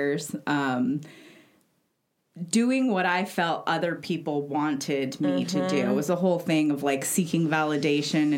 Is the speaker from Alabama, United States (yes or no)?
no; Los Angeles, California, United States; growing up in LA and also being, I'm Mexican American